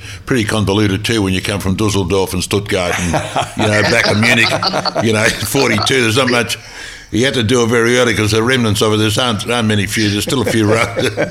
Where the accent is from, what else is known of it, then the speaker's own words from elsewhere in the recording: Myrtleford, Victoria, Australia; I'm a Myrtleford boy